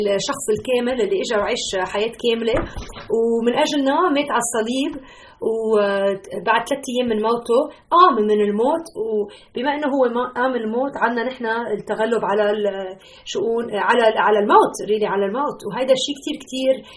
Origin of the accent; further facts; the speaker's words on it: Lebanon; now in Chicago, United States; انا لبنانيه